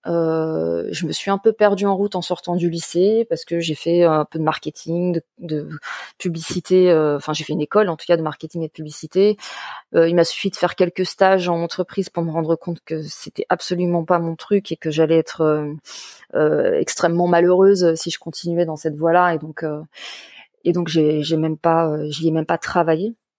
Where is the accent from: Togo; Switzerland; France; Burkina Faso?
France; Paris suburbs, Île-de-France; je suis à la base euh, une enfant de la banlieue parisienne